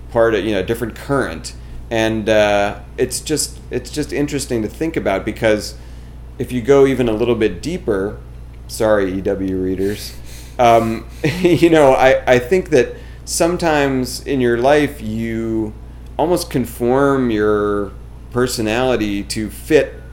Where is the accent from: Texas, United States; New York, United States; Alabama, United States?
New York, United States; I'm I'm a New Yorker. The the comedy that I generate is inherently more real, right?